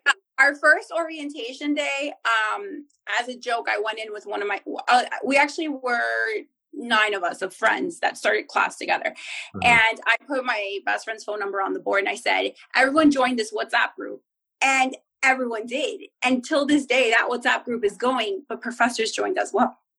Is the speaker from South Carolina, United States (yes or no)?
no; New Jersey, United States; now in South Florida, United States; I'm originally from Jersey